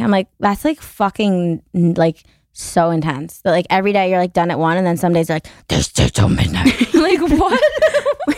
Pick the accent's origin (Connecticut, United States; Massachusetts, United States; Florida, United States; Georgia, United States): Connecticut, United States; moved away as an adult; also born or lived in New York; now in Los Angeles, United States; I am from Connecticut.